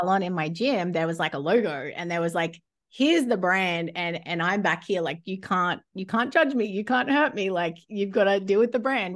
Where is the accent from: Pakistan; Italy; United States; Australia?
Australia; Rockhampton, Queensland; moved away as an adult; now in New Zealand; I'd only lived in Rocky since I moved there from a young age